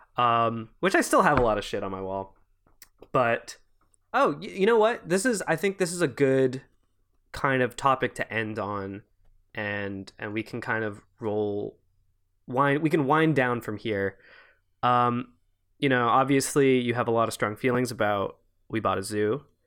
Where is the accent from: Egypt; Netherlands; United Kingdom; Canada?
Canada; Quebec; I'm from Quebec